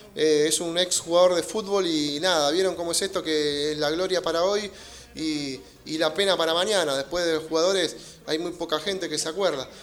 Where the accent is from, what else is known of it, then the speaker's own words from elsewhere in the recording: Merlo, Buenos Aires Province, Argentina; viví en Merlo toda la vida